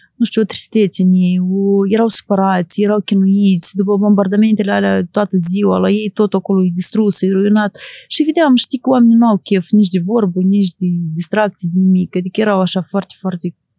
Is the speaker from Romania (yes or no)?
no; Moldova; eu sunt jurnalist din Moldova